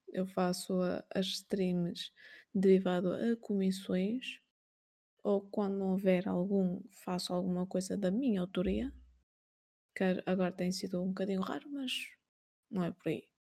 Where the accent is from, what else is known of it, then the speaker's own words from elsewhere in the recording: Portugal; Nasci em 93, aqui em Portugal